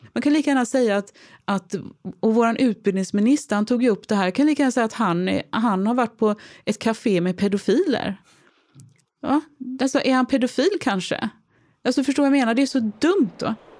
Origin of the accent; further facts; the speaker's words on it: Gothenburg, Västra Götaland, Sweden; Jag är trebarnsmamma från Göteborg